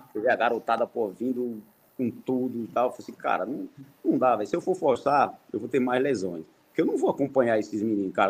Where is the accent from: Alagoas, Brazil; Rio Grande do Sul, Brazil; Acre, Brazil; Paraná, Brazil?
Alagoas, Brazil; sou, sou alagoano, comecei no CSA